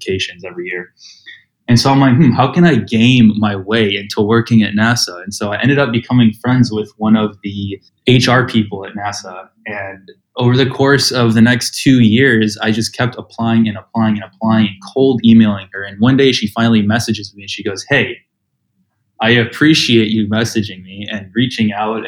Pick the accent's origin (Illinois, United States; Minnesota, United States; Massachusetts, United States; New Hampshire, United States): Illinois, United States; Skokie; moved away as an adult; now in Austin, United States; I grew up in Skokie